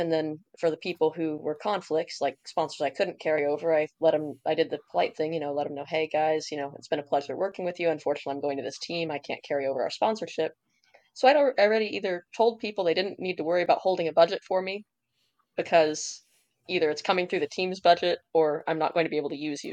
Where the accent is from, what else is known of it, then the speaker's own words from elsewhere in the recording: Indiana, United States; I'm from Indiana